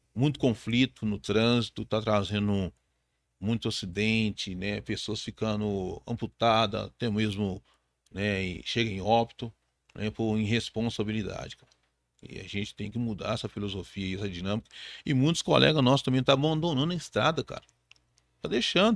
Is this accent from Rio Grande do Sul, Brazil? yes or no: no; Belo Horizonte, Minas Gerais, Brazil; sou de Belo Horizonte, mas a minha família tem origem em Tabira.